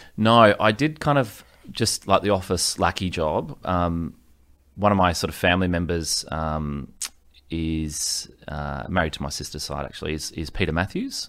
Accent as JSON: {"language": "English", "town": "Sydney", "region": "New South Wales", "country": "Australia", "tie": "born or raised there", "also_born_or_lived": "Ryde, New South Wales / Gold Coast, Queensland"}